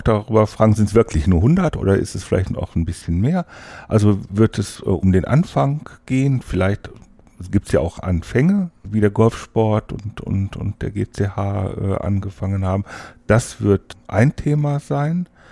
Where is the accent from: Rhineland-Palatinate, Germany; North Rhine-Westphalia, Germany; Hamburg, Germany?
North Rhine-Westphalia, Germany; Wesel; moved away as an adult; now in Hannover, Germany; Eigentlich komme ich vom Niederrhein aus Wese.